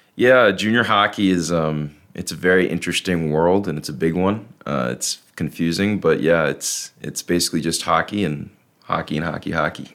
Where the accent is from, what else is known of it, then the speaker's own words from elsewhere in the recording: Stillwater, Minnesota, United States; moved away; from Stillwater, Minnesota, so just right on the edge of Minnesota and Wisconsin right there